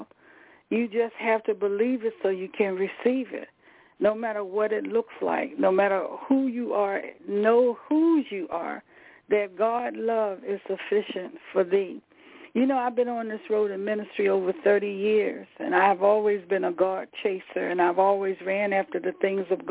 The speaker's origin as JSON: {"language": "English", "region": "the South", "country": "United States", "said": "I'm from the South. I'm old country girl"}